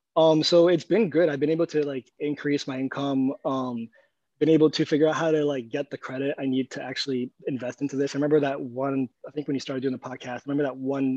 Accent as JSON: {"language": "English", "region": "New York", "country": "United States", "tie": "born or raised there", "also_born_or_lived": "Egypt", "moved": "as an adult", "said": "I grew up mostly in New York"}